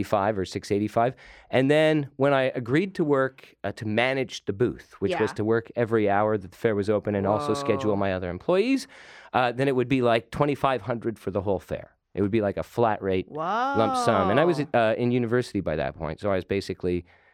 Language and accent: English; Toronto, Ontario, Canada; I grew up in Toronto